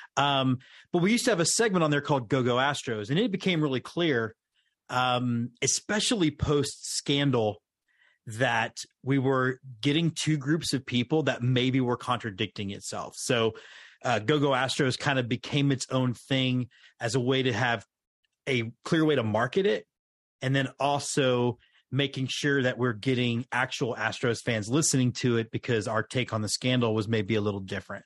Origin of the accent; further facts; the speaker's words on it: Houston, Texas, United States; moved away as an adult; now in Austin, United States; I grew up in Houston, but lived in Austin after going to U T